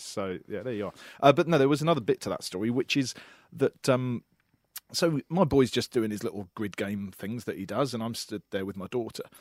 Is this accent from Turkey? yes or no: no; England, United Kingdom; moved away as an adult; now in Australia; as an Englishman, only lived in the country for a year.